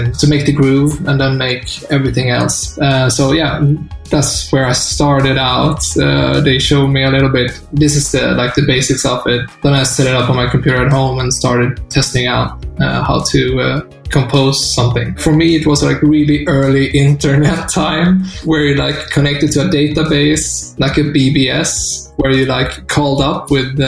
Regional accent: Taormina, Sicily, Italy; moved away; also born or lived in Sweden; In my youth, I grew up in Italy, in Taormina.

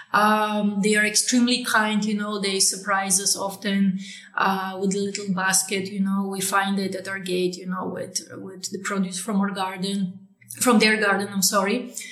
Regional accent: Poland; I was born in Poland, right, in the 80s.

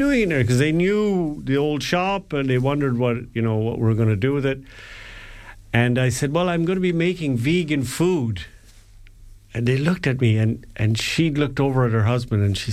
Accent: Ireland; we're Irish

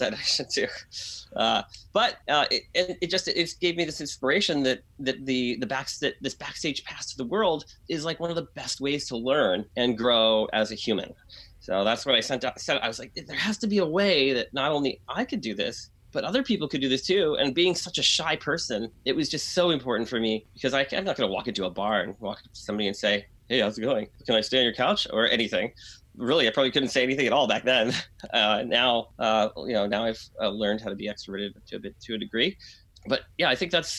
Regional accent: Brownfield, Maine, United States; moved away; I grew up in a small town in Maine, in New Hampshire, a small ski town. And it was a town called Brownfield, Maine.

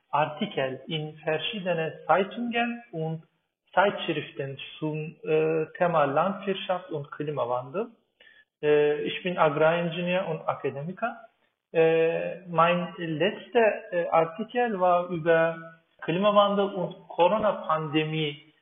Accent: Turkey; German is a second language; moved away as an adult; now in Berlin, Germany; bin 38 Jahre alt. Ich komme aus der Türkei und bin in der Türkei geboren und aufgewachsen. Äh, und seit circa vier Jahren lebe ich in Deutschland, in Berlin. Ja, aber jetzt bin ich ein Berliner.

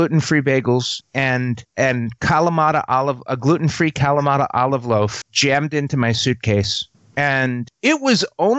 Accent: New York, United States; now in California, United States; I grew up in New York

